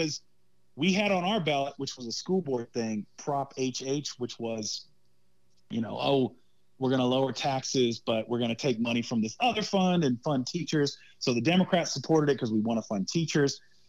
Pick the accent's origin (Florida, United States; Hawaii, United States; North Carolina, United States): Hawaii, United States; I came up in the church when I grew up in Hawaii when I was a kid, from about 6 to 11 years old. I went to church in Hawaii.